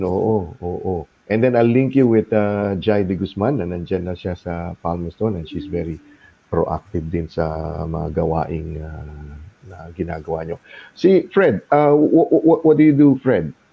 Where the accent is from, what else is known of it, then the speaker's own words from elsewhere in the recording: Zamboanga City, Zamboanga Peninsula, Philippines; now in New Zealand; ako naman taga Mindanao ako, uh, Sambuanga naman ako. Pero yung mama ko is uh, Sambuanga sa city ako